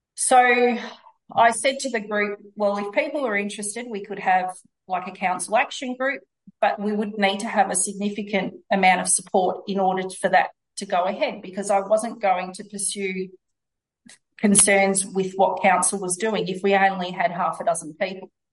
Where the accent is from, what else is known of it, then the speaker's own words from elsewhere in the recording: Victoria, Australia; I'm from Victoria